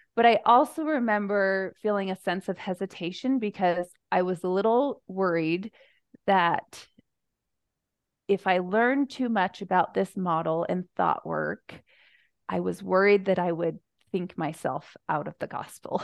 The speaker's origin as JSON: {"language": "English", "country": "United States", "tie": "born or raised there", "also_born_or_lived": "Spokane, Washington", "moved": "as an adult", "lives_now": "Utah Valley, United States", "said": "I grew up on the Navajo Reservation"}